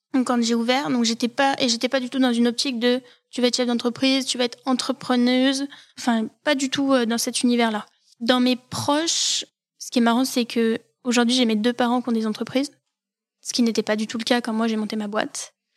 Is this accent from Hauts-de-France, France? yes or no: no; Saint-Étienne, Auvergne-Rhône-Alpes, France; also born or lived in Valence / Lyon; je suis stéphanoise. Je suis née à l'hôpital Nord comme beaucoup de Stéphanois. Euh, ma famille vient de l'ouest de la France. Euh, mes deux parents sont originaires du Maine-et-Loire. Et moi, je suis née à Saint-Étienne. J'ai grandi à Saint-Étienne